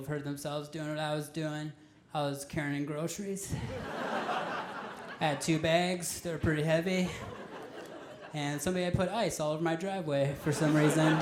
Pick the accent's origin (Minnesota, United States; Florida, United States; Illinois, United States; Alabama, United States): Minnesota, United States; I'm originally from Minnesota